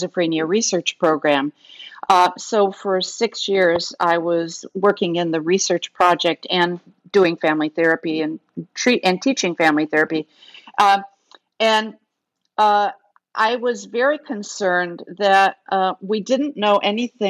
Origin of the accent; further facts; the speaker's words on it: Kenosha, Wisconsin, United States; I grew up in Kenosha, Wisconsin, which was a factory town.